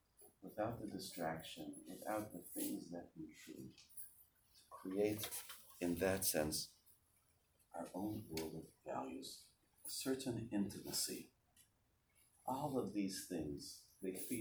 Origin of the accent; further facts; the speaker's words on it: Montreal, Quebec, Canada; moved away as an adult; now in Baltimore, United States; I grew up in Montreal, and in 1982, when I was finished with high school, I went to Baltimore